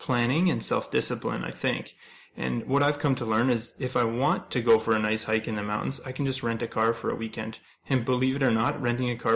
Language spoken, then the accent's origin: English; Ontario, Canada; moved away as an adult; now in British Columbia, Canada; I'm originally from Ontario